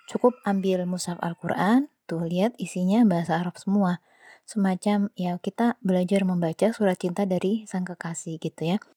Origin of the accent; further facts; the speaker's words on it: Java, Indonesia; Saya pernah merasakan belajar bahasa Jawa di pelajaran sekolah, tentu karena saya orang Jawa.